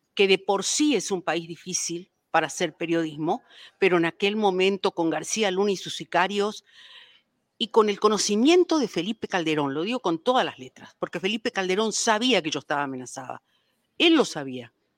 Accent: Paraguay; now in Mexico

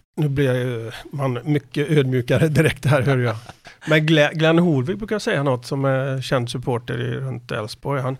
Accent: Borås, Västra Götaland, Sweden; Jag kommer från Borås, född på Sjöbo.

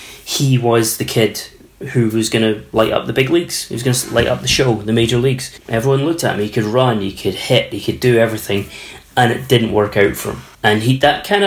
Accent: Canada; I grew up in Canada in the 70s, early 80s

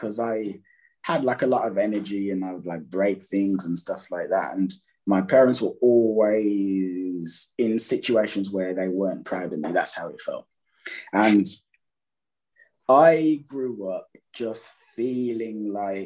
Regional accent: Birmingham, West Midlands, United Kingdom; I'm from England. I grew up in a city called Birmingham, which Birmingham, Alabama is named after, second city in the UK.

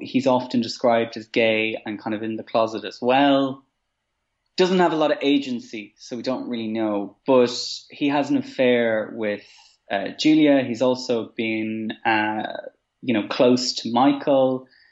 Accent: Maynooth, Leinster, Ireland; growing up in Maynooth, where I grew up

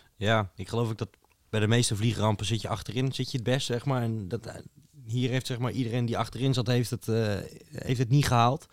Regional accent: Netherlands; als buitenstaande, als Nederlander

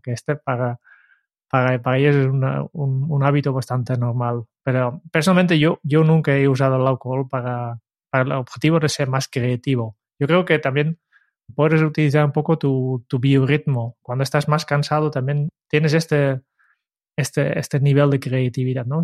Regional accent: Netherlands; moved away; soy holandés

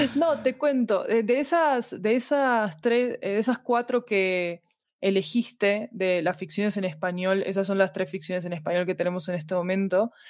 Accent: Argentina; moved away as an adult; now in Colombia; soy argentina, vivo en Colombia desde hace 10 años

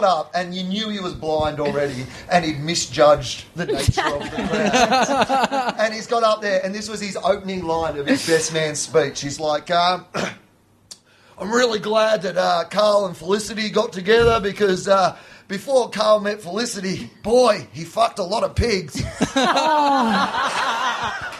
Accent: Sale, Victoria, Australia; I grew up in the country as well, and my hometown, well, the big town near us was 2,000 people, but where I'm from was about 150 people

